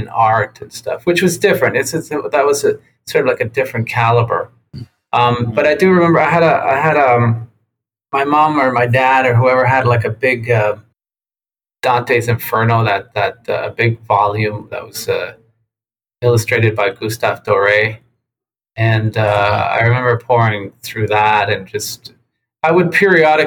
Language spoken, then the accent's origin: English; Tijuana, Baja California, Mexico; moved away; also born or lived in San Diego, United States; I grew up in Playas de Tijuana, Mexico, which is Baja California.